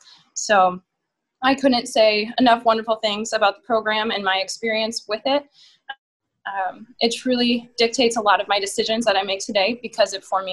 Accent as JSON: {"language": "English", "town": "Forest City", "region": "Iowa", "country": "United States", "tie": "born or raised there", "also_born_or_lived": "Mason City, Iowa", "said": "In a little rec pool in Forest City, Iowa. So to give you a little bit of context of my hometown, it has 4,000 people, has 4 stoplights, 6 restaurants."}